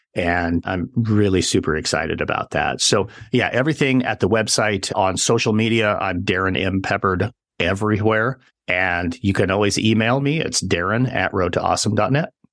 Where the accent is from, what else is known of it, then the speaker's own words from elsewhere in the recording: central Wyoming, United States; moved away; I grew up in central Wyoming